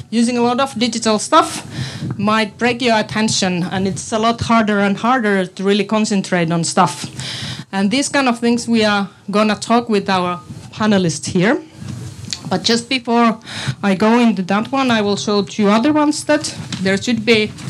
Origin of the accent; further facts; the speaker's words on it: Finland; English is a second language; now in Estonia; I come from Finland, so that's why it's also in English. My Estonian is so bad at the moment, but it will improve.